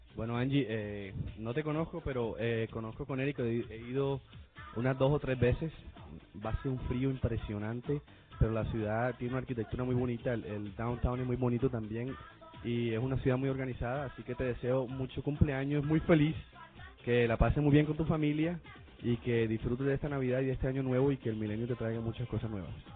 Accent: Colombia; now in United States; soy colombianas

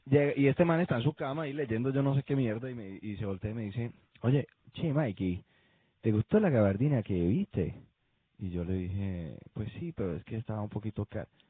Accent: Colombia; yo soy de Colombia

